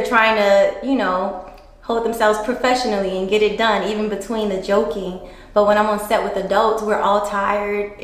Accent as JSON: {"language": "English", "town": "New Orleans", "region": "Louisiana", "country": "United States", "said": "I'm from NOLA. From New Orleans, Louisiana. East Beast"}